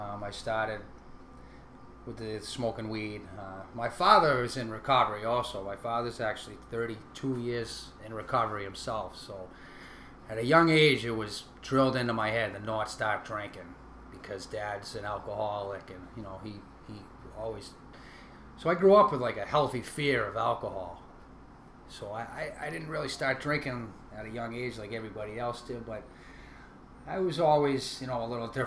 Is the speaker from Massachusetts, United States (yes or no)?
yes; Rowley, Massachusetts, United States; also born or lived in Newburyport, Massachusetts; I was born in 1980 in Newburyport, Mass. Small town on the North Shore here. And I grew up in Rowley, Mass., right next to Newburyport.